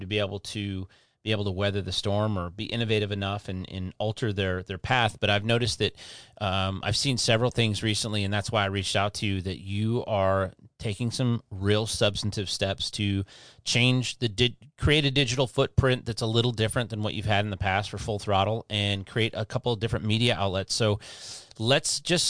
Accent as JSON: {"language": "English", "town": "Detroit", "region": "Michigan", "country": "United States", "moved": "as an adult", "lives_now": "Florida, United States", "said": "I'm from Detroit"}